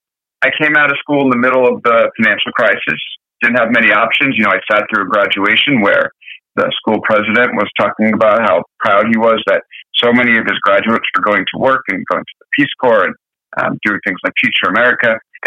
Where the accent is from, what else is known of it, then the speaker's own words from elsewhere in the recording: Long Island, New York, United States; moved away as an adult; now in San Francisco, United States; I was born in Long Island, so right outside of New York. And actually didn't spend much time outside of Long Island until about 5 years ago when I moved out to San Francisco to come cover the tech giants.